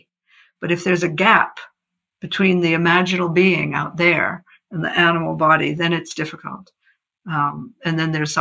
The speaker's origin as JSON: {"language": "English", "country": "United States", "moved": "as an adult", "said": "I grew up in America as an astrologer"}